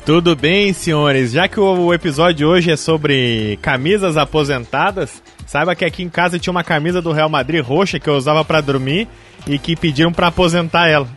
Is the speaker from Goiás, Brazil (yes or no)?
no; Gaúcho, Rio Grande do Sul, Brazil; somos gaúchos